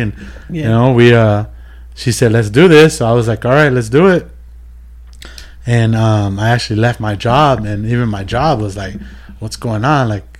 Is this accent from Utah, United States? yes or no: no; Moreno Valley, California, United States; I'm originally from Moreno Valley.